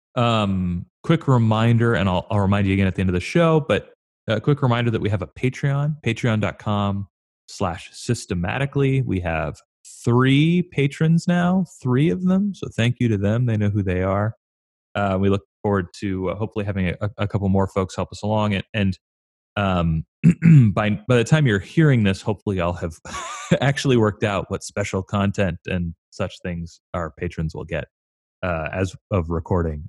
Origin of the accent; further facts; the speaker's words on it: California, United States; moved away as an adult; also born or lived in Chicago; growing up in California